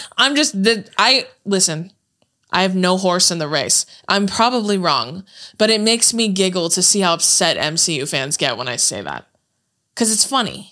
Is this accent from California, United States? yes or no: yes; Corona, California, United States; moved away as an adult; also born or lived in Santa Ana, California; now in Los Angeles, United States; moved to Corona when we were, I was in fifth grade